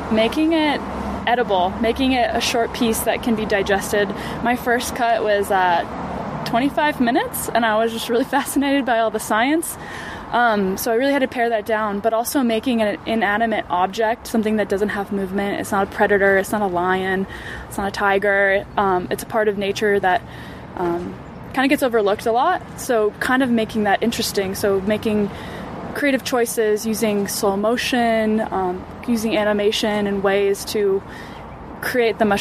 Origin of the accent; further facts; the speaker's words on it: Bay Area, California, United States; I grew up in the Bay Area